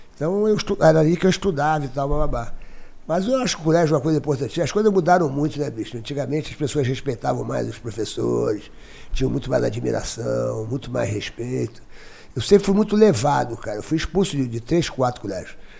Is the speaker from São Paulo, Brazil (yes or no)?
no; Rio de Janeiro, Brazil; eu nasci no Rio de Janeiro.